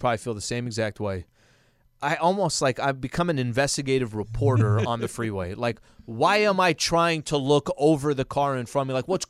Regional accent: Glendale, Arizona, United States; I grew up in Glendale. I grew up in Glendale, Arizona.

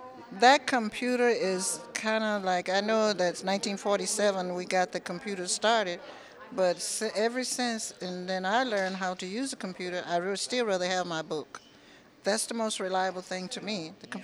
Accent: Tucson, Arizona, United States; I grew up in Tucson. As a little girl, I came here. Mom and Dad brought us here. I went to elementary school here. I went to high school. I did all the schooling I had here.

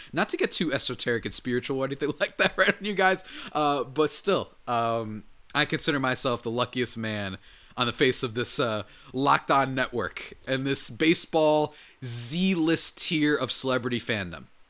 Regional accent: New Jersey, United States; I grew up in New Jersey

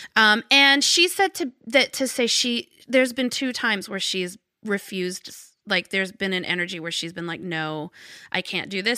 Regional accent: Arkansas, United States; I grew up in Arkansas

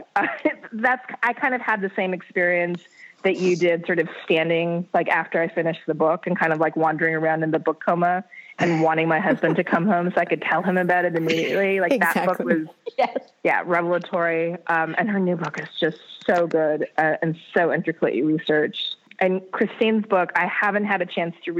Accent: North Dakota, United States; moved away as an adult; I grew up in North Dakota

